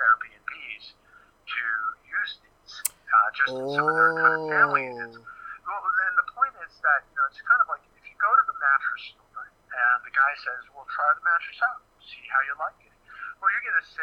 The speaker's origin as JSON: {"language": "English", "town": "Hayward", "region": "California", "country": "United States", "tie": "born or raised there", "said": "I was born and raised in Hayward"}